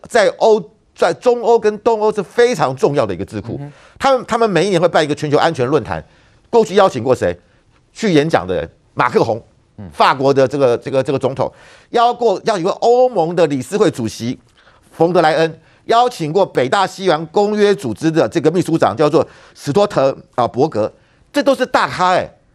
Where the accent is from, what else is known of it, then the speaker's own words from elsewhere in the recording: Taiwan; 我们台湾人